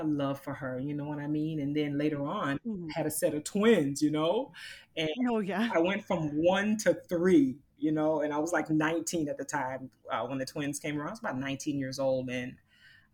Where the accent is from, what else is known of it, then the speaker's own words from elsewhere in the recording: Immokalee, Florida, United States; I grew up in Florida. I'm a Floridian, and so I grew up in a little town called Immokalee, Florida